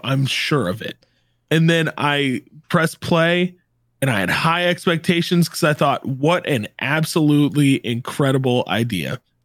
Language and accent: English; the South, United States; I grew up in the South